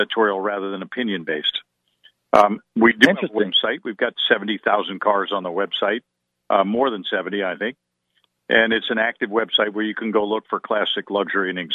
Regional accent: Wilmington, Delaware, United States; moved away; somebody who lives down the street where I grew up in Wilmington, Delaware

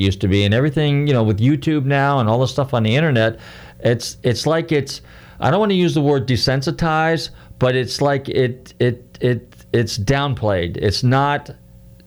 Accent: Marin County, California, United States; I grew up in Marin County

